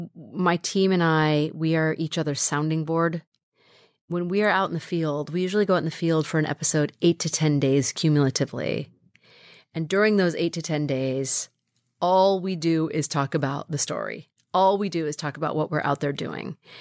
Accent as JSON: {"language": "English", "town": "Carmichael", "region": "California", "country": "United States", "tie": "born or raised there", "also_born_or_lived": "Sacramento, California", "said": "I grew up in a, in a little town called Carmichael, California"}